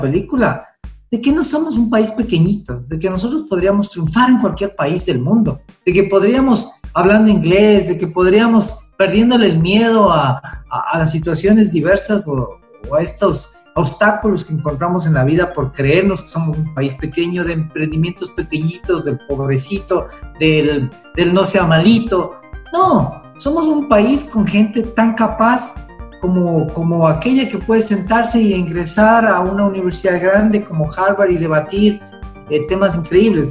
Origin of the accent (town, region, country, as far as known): Ecuador